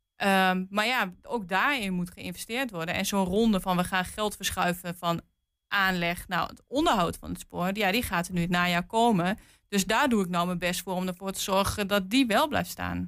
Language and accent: Dutch; Twente, Overijssel, Netherlands; ik kom uit Twente en in Twente zeggen we wel eens achter Amersfoort gaat het licht uit